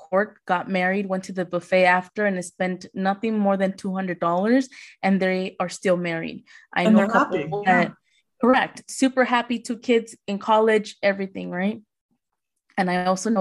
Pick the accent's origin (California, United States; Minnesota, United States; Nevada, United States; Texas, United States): Nevada, United States; Las Vegas; I'm from Vegas